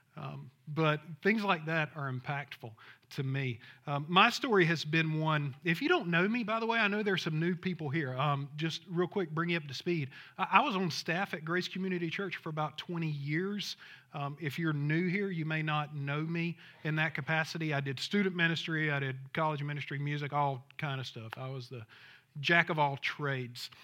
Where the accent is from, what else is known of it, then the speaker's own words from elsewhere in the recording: Thomasville, Georgia, United States; I'm from Thomasville, Georgia, if you know where that's it, Southwest Georgia